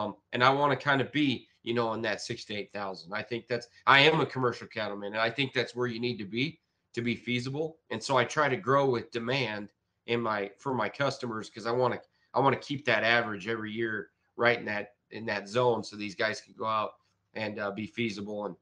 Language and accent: English; Sandhills, Nebraska, United States; accent: Sandhill; it must be my Sandhill accent